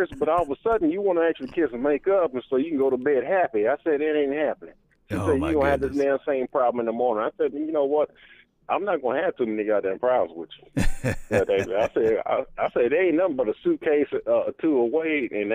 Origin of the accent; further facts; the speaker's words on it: Houston, Texas, United States; now in Kansas City, United States; I'm originally from Houston, but I stay up here in Kansas City